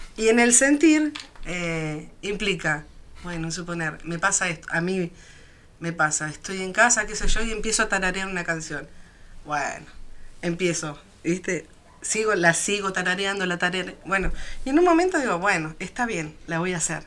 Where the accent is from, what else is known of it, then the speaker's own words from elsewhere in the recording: Neuquén, Argentina; yo soy neuquina hace muchos años, o sea, nací acá y estoy nacida y criada